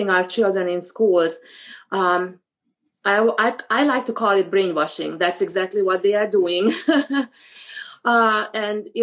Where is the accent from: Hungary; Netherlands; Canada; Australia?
Hungary; moved away as an adult; now in United States; I was born and raised in Hungary at a time when it was a communist country